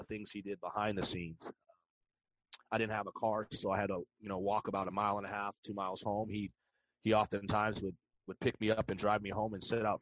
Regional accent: La Puente, California, United States; I was born and raised in La Puente, California

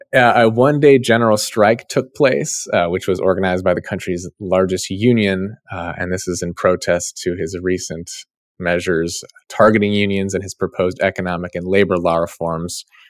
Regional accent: Ohio, United States; my home state

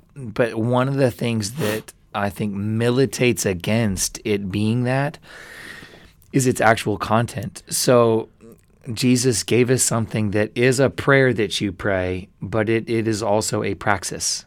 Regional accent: United States; I'm so American in these ways and I despise it, but it's in my blood.

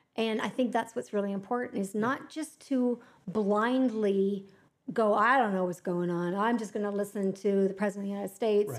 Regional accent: Canada; we're Canadian

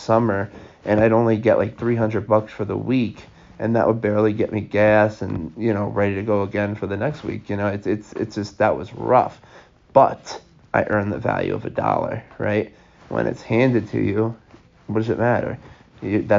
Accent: Long Island, New York, United States; We're from Long Island

